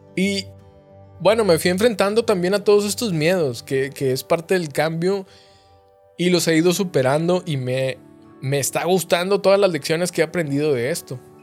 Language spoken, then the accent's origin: Spanish; Coahuila, Mexico; moved away as an adult; also born or lived in Saltillo, Mexico; now in Monterrey, Mexico; yo vengo de un pueblito, de una ciudad muy chiquita del estado de Coahuila